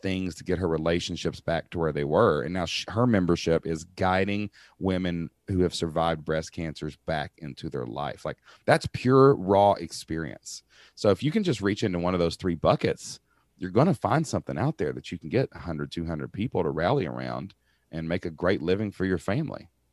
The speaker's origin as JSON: {"language": "English", "region": "Kentucky", "country": "United States", "said": "I'm a dude from Kentucky"}